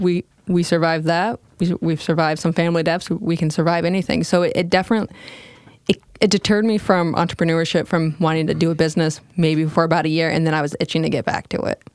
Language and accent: English; Michigan, United States; moved away as an adult; I was originally stationed in Charlevoix, Michigan, which wasn't far from my hometown.